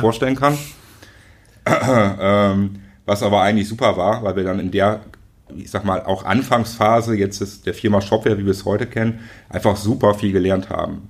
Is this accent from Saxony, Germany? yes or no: no; Schöppingen, North Rhine-Westphalia, Germany; bin in Schöpping groß geworden